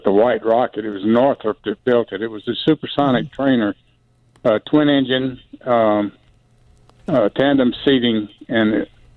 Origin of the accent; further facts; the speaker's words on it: West Orange, Texas, United States; I was a 12-year-old kid, and we had a 10-acre farm there in West Orange, Texas.